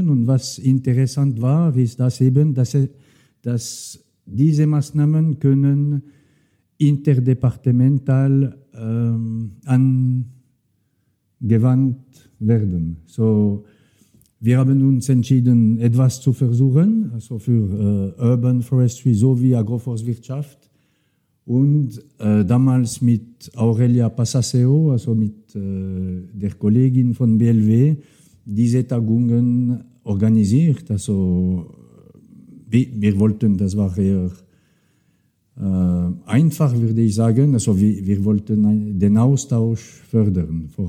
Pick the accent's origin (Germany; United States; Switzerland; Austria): Switzerland; Neuchâtel; German is a second language; ich komme aus Neuchâtel und ich habe, also die, die Bauern dort haben gerne äh, ihre Waldweiden, aber wenn möglich ohne zu viele Bäume.